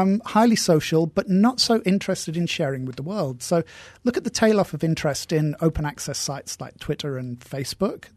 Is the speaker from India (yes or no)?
no; England, United Kingdom; moved away; We're both English